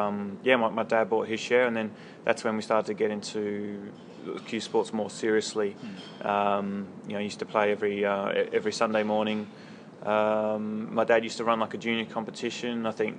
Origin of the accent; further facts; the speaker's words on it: Australia; I used to play snooker, actually nine ball and eight ball with my dad and my brother on weekends.